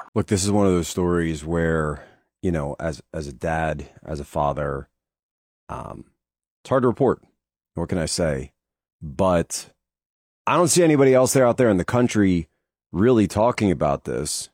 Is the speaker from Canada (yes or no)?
no; Philadelphia, Pennsylvania, United States; growing up in the Philadelphia area